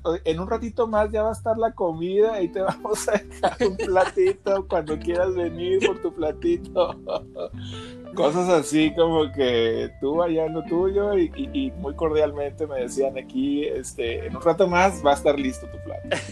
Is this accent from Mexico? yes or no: yes; Mexico; viajé siendo un mexicano, eh, relajado y regresé siendo un mexicano